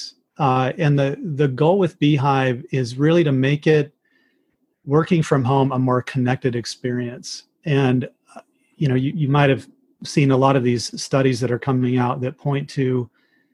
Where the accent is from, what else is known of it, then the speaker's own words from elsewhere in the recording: Arizona, United States; moved away as an adult; also born or lived in Michigan / Chicago; I'm from Arizona initially, where I live now